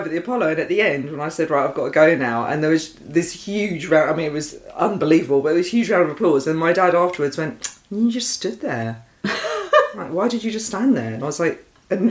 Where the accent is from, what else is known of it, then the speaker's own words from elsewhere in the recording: Essex, East of England, United Kingdom; growing up in Essex